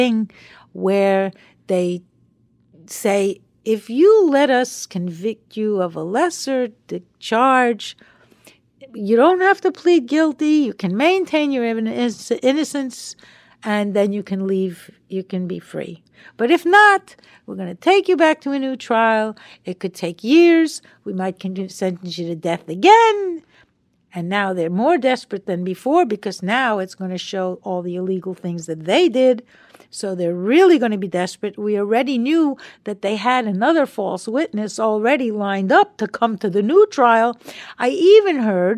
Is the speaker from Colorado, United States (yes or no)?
no; Long Island, New York, United States; moved away; we were kids growing up on Long Island together